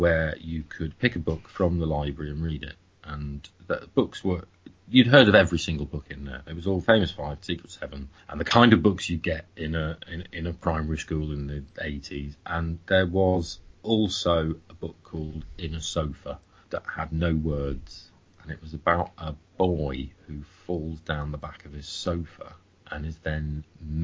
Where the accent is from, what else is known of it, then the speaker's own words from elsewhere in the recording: United Kingdom; as a British person